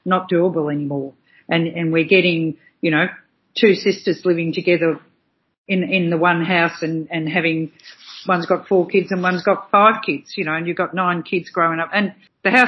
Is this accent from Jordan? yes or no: no; Australia; proud of being an Aussie